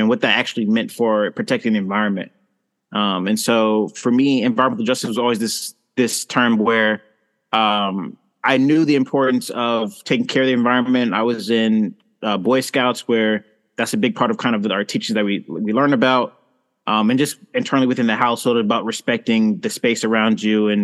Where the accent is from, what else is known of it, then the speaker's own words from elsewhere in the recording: St. Louis, Missouri, United States; now in Portland, United States; growing up in St. Louis, Missouri